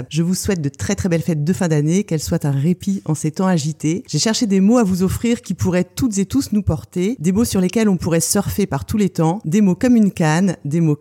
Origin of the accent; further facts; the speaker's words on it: Lorient, Brittany, France; chez nous, à Lorient